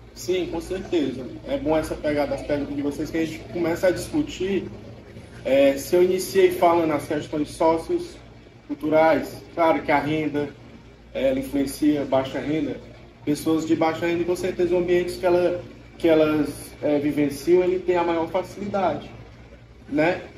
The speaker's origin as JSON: {"language": "Portuguese", "town": "Pedro II", "region": "Piauí", "country": "Brazil", "said": "eu sou de Pedro II, lá não tem"}